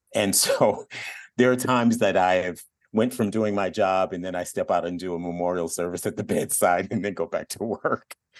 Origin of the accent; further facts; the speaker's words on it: Detroit, Michigan, United States; also born or lived in Eugene, Oregon; now in Sacramento, United States; I grew up in Detroit